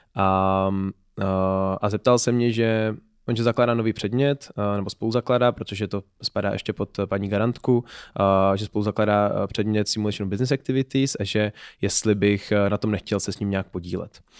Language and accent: Czech; Pardubice, Pardubice Region, Czechia; moved away as an adult; also born or lived in Berlin, Germany; now in Prague, Czech Republic; já jsem původem z Pardubic